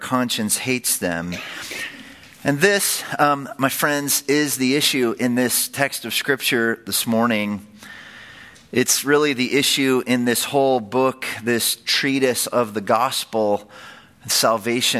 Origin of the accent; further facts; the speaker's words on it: San Francisco Bay Area, California, United States; I grew up in the San Francisco Bay Area.